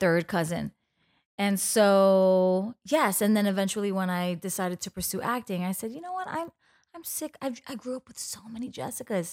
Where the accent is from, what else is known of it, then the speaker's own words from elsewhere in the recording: New York City, New York, United States; I grew up in the Bronx, um, on Castle Hill